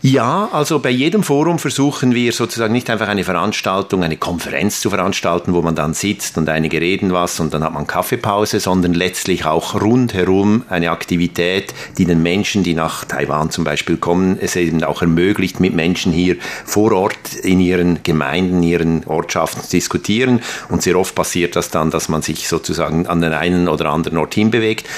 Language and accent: German; Aarau, Aargau, Switzerland; in Aarau in der Schweiz, zufälligerweise mein Geburtsort